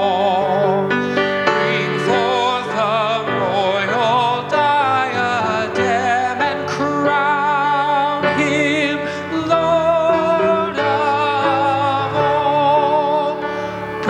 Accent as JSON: {"language": "English", "town": "Excelsior Springs", "region": "Missouri", "country": "United States", "tie": "born or raised there", "said": "I grew up in Excelsior, so Lexington's just down the road"}